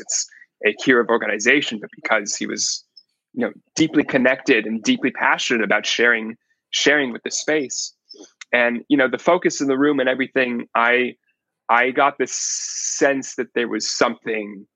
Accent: Palo Alto, California, United States; I was born and raised in Palo Alto, California

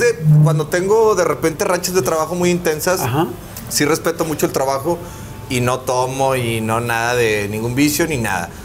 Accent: Monterrey, Nuevo León, Mexico; also born or lived in Mexico City; yo salí del Big Brother, otro regio, mamadillo, este, igual que el pato, güerillo

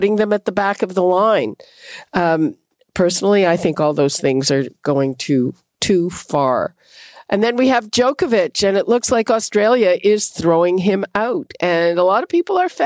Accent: Quebec, Canada; now in Toronto, Canada; I grew up in Quebec

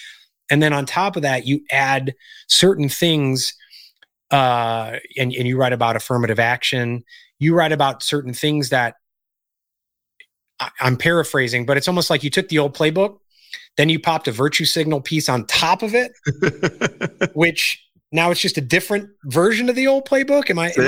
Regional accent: Illinois, United States; I grew up in Illinois

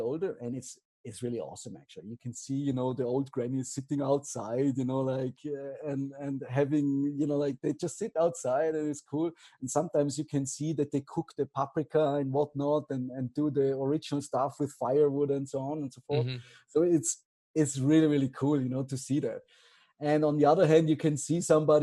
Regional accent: Austria; moved away as an adult; now in Bansko, Bulgaria; I'm from Austria

